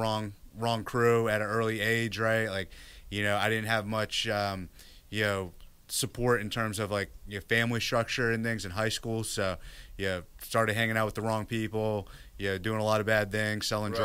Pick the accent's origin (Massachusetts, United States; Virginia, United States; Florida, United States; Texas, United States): Virginia, United States; Northern; born or raised there; now in Austin, United States